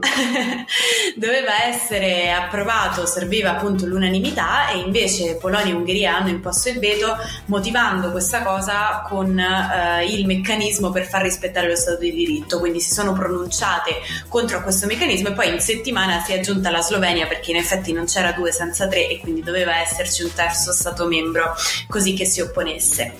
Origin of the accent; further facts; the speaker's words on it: Southern Italy, Italy; io da Terrona Fiera